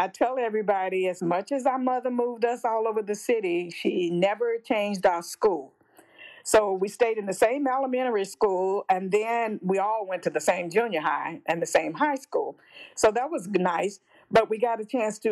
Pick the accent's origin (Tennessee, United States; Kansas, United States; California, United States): Tennessee, United States; Jackson; moved away as an adult; also born or lived in Alaska / Illinois; I grew up in Jackson, Tennessee, Madison County, small town.